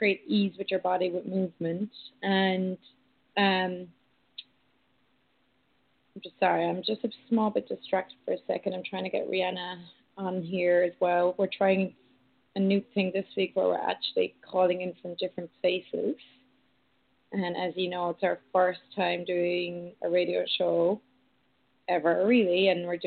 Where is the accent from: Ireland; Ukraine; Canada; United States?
Ireland; growing up in Ireland